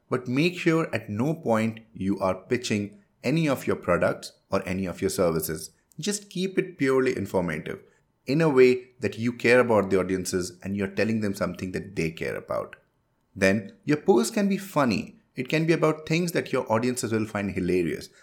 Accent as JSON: {"language": "English", "country": "India", "first_language": "Hindi", "second_language": "English", "said": "I am from India and my mother tongue is Hindi."}